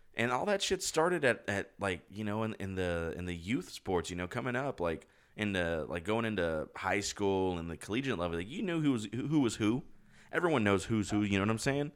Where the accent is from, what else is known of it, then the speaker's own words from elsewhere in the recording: United States; I'm fucking American